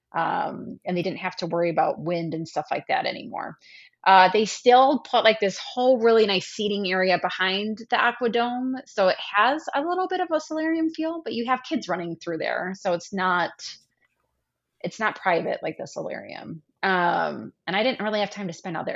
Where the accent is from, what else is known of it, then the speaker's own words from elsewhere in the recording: Midwest, United States; Even as a Midwesterner